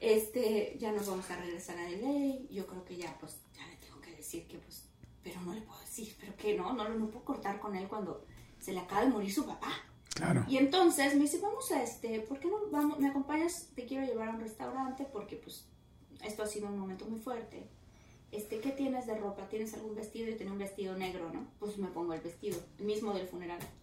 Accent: Mexico; Y como mexicana

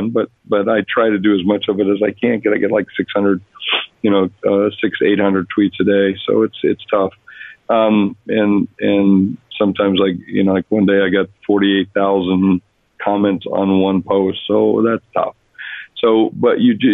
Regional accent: South Dakota, United States; moved away; I grew up in South Dakota, a place most people only know on a map

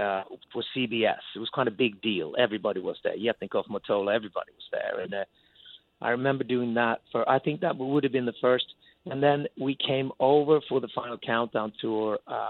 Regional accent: Sweden; English is a second language; now in London, United Kingdom; I've been in London since a long, long, long time. I lived abroad longer than I lived in Sweden, but I have my family there.

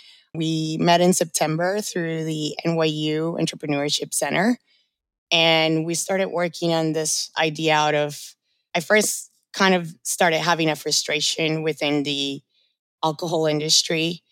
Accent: Orlando, Florida, United States; also born or lived in Colombia; now in New York, United States; I moved to the States when I was 12. I'm originally from Colombia. I was raised in Orlando, and I've been living in New York for about 8 years.

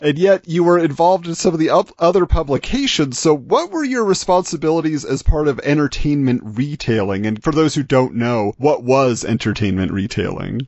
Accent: Southern California, United States; I grew up in Southern California

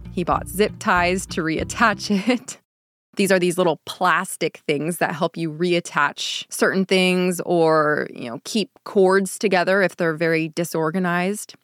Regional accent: California, United States; Growing up in the United States, or at least in California

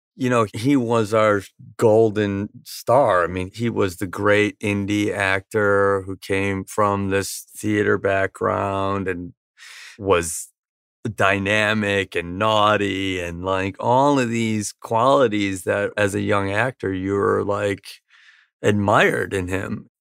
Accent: Virginia Beach, Virginia, United States; moved away as an adult; also born or lived in Wisconsin / San Diego; We moved from Virginia Beach to San Diego the day after I graduated from high school

